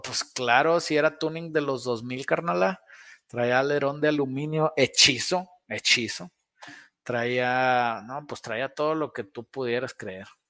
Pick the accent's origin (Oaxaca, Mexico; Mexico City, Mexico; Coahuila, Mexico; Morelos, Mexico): Coahuila, Mexico; Saltillo; De aquí de Saltillo, Alfa RTX, aquí está el taller